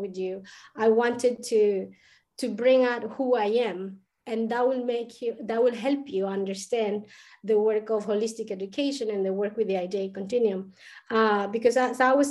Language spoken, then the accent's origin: English; Colombia; first language Spanish; English is a second language; moved away as an adult; now in Ireland; I am located right now in Ireland, but I'm not from Ireland. I was born in Colombia. Spanish is my first language